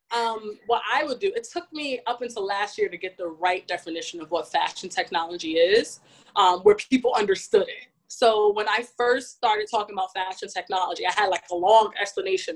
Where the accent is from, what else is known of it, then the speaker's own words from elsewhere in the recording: New York City, New York, United States; born and raised in New York City, specifically Bronx